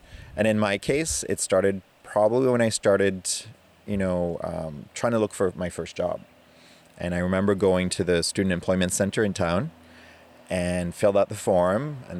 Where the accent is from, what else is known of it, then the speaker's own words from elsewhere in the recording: New Brunswick, Canada; first language French; English is a second language; moved away; I grew up on reserve. But even though I grew up on reserve, because I grew up in the East Coast, so my community is from New Brunswick